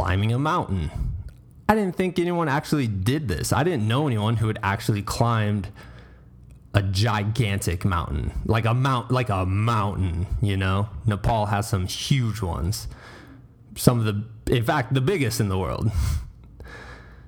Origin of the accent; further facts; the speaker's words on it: Iowa, United States; As a small, young, only child growing up in Iowa, middle America